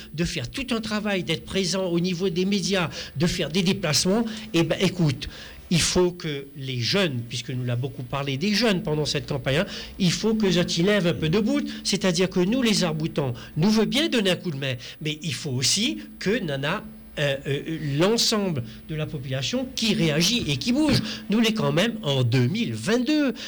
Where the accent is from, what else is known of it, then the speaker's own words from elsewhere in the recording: Réunion; en tant que réunionnais